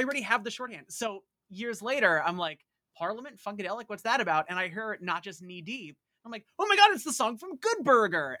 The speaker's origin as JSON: {"language": "English", "area": "Long Island", "region": "New York", "country": "United States", "said": "I'm about as Long Island as it gets"}